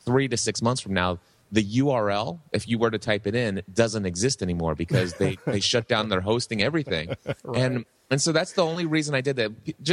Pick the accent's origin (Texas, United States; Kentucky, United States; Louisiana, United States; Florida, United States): Kentucky, United States; Hebron; I've been doing a pizza shop locally here in my hometown of Hebron, Kentucky for the last 35 years